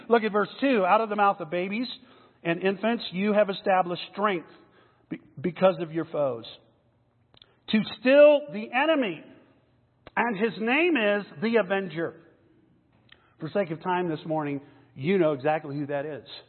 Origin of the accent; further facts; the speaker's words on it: McAllen, Texas, United States; now in Denver, United States; I grew up in Texas. I grew up in South Texas, way down south by the border, a little town called McAllen